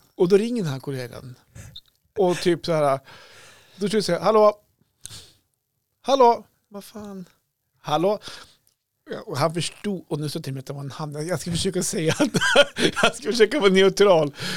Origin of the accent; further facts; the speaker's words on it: Krokom, Jämtland, Sweden; Jag är ju uppvuxen där i Krokom.